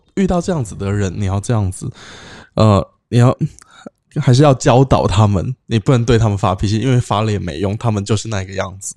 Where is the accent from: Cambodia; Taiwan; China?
Cambodia; 我在这里长大